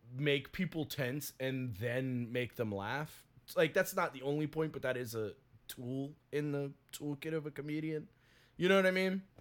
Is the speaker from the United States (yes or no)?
yes; the South, United States; I'm from the South